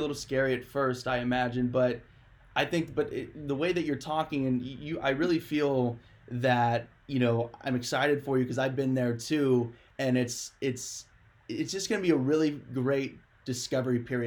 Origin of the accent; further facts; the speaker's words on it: Ohio, United States; moved away as an adult; also born or lived in Arizona; I'm from Ohio. I'm actually home visiting right now